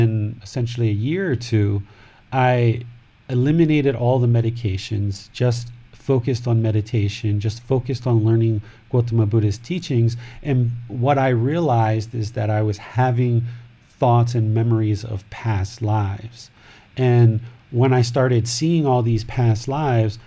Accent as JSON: {"language": "English", "country": "United States", "tie": "born or raised there", "said": "I grew up in America, in Washington, D.C., Maryland, Virginia area."}